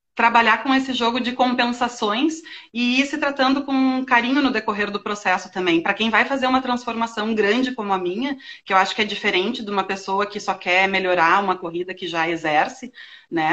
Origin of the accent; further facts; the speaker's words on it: Rio Grande do Sul, Brazil; accent: gaúcho; now in Florianópolis, Brazil; sou gaúcha, né? O pessoal deve ter percebido pelo sotaque